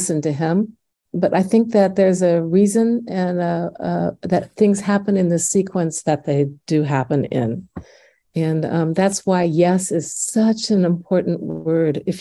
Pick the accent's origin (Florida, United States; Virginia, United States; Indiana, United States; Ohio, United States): Indiana, United States; accent: Midwestern; now in Washington, D.C., United States; growing up in Indiana